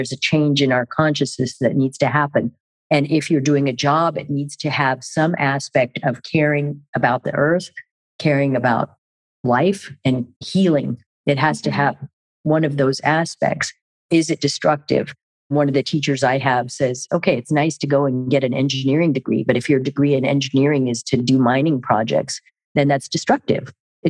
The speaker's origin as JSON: {"language": "English", "country": "Germany", "tie": "born or raised there", "said": "And even growing up in Germany and being around all the different languages and cultures and traveling"}